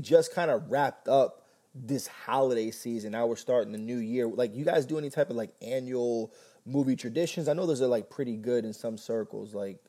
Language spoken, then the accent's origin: English; New York, United States; also born or lived in Miami; I was here's my quick rundown. I was born in Miami. I was raised in New York. I grew up and became a man in L.A. I floated around wherever the wind blew me between New York and Florida.